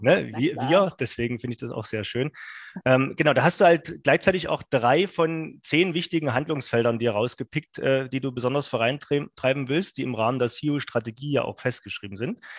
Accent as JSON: {"language": "German", "region": "Saxony", "country": "Germany", "said": "vom schönen Sachsen, wo ich herkomme"}